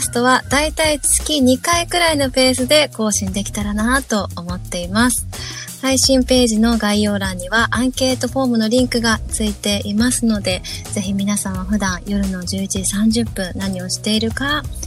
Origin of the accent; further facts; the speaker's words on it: Sapporo, Hokkaido, Japan; now in Zenibako, Japan; 私たちは2人とも札幌出身のミュージシャン